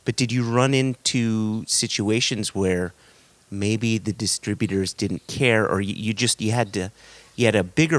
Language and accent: English; Connecticut, United States; Connecticut, my home state